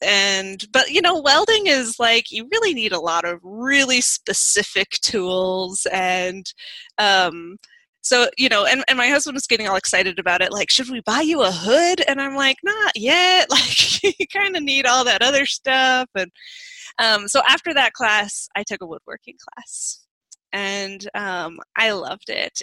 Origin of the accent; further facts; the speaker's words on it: D.C., Virginia, United States; I grew up in Virginia, outside Washington, D.C.